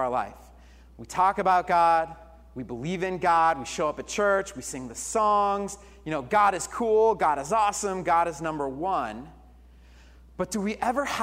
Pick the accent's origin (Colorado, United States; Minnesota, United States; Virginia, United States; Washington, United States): Colorado, United States; moved away; I was born and raised in Colorado